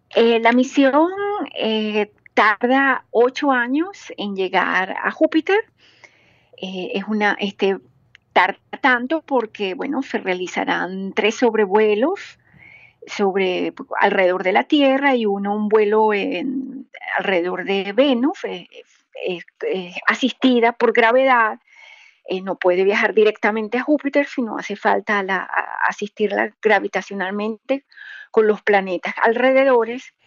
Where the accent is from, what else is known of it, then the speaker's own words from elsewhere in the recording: Venezuela; now in Germany; como venezolana, como latinoamericana